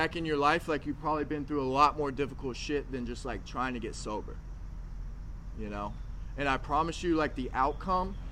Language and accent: English; Arkansas, United States; moved away; I'm from Arkansas.